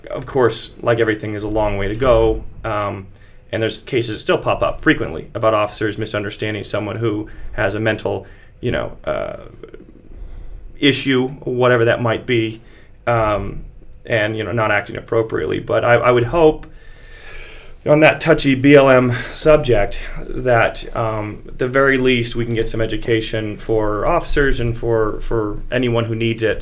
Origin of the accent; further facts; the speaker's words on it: Montana, United States; I'm from Montana, so uh, grew up around lots of guns and a lot of responsible gun owners.